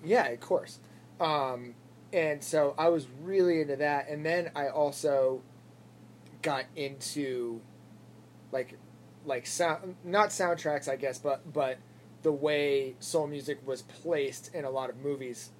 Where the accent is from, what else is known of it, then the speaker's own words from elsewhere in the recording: Worcester, Massachusetts, United States; moved away as an adult; also born or lived in Boston, Massachusetts; now in Nashville, United States; I grew up in Worcester, and then when I was 20, I moved to Boston